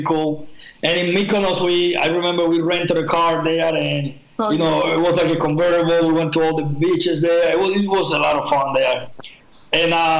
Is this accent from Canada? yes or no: no; Cuba; moved away as an adult; also born or lived in Spain; I grew up in Cuba, you know, the first 18 years of my life, I was in Cuba